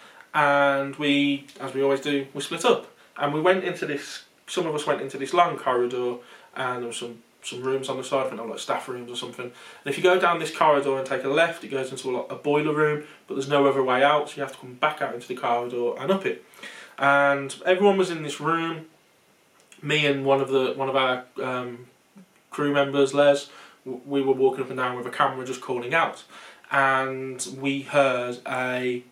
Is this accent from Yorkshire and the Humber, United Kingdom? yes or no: no; not far from Smethwick, West Midlands, United Kingdom; accent: local Smethwick-area accent; So anyone from the UK can probably tell by our accent that we're not far from Smethwick.